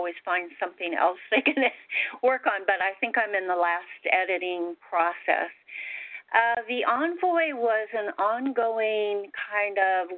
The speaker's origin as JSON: {"language": "English", "town": "Salt Lake City", "region": "Utah", "country": "United States", "tie": "born or raised there", "said": "I grew up in Salt Lake City with a very religious Mormon family, and very poor"}